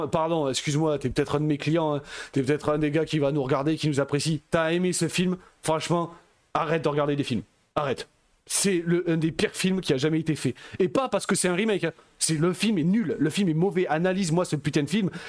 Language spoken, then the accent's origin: French; Belgium; Je suis belge, tu vois, il y a bah, plein de trucs comme ça.